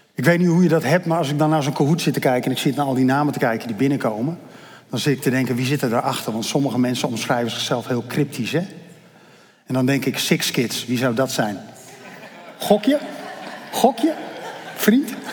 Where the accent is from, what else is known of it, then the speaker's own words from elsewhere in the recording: Netherlands; ik ben Nederlander omdat ik hier toevallig geboren ben